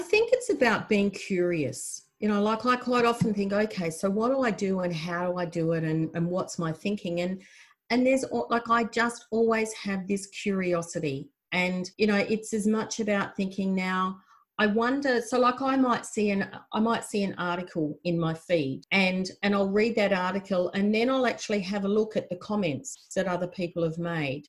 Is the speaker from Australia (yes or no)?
yes; South Australia, Australia; I was a farmer from South Australia